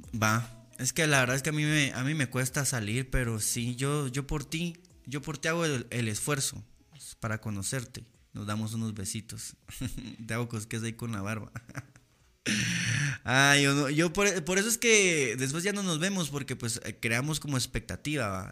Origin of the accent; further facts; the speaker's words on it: Guatemala; soy un ciudadano guatemalteco